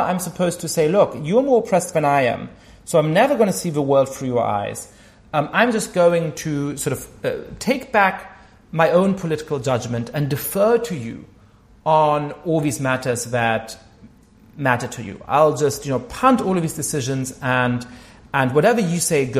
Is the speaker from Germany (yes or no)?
yes; Germany; moved away; I grew up Jewish in Germany